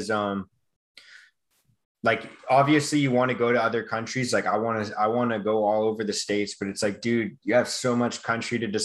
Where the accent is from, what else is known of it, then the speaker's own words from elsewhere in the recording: Vancouver, British Columbia, Canada; I'm just from Vancouver, like in Canada. We had the Olympics back in 2010.